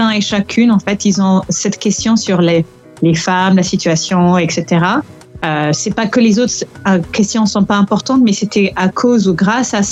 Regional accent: France; Par contre, en tant que Français à l'étranger

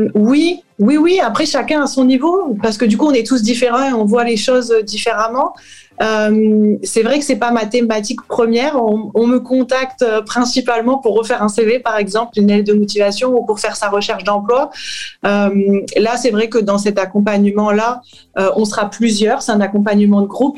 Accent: France; moved away as an adult; also born or lived in United States / Australia / Saint-Quentin, France; je suis française et je suis partie vivre aux États-Unis et à la suite en Australie

